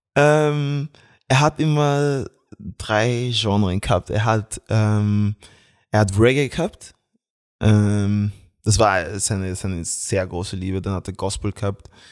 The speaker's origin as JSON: {"language": "German", "town": "Graz", "region": "Styria", "country": "Austria", "tie": "born or raised there", "said": "ich bin Österreicher, weil ich bin hier in Graz äh, geboren und aufgewachsen"}